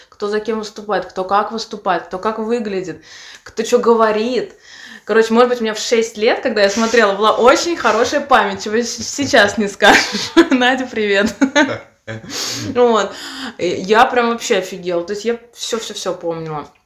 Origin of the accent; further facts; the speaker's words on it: Samara, Samara Oblast, Russia; moved away; Это город Самарской области, откуда я родом, но я из Самары